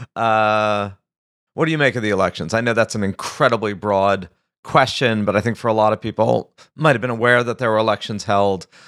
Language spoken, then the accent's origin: English; United States; I'm American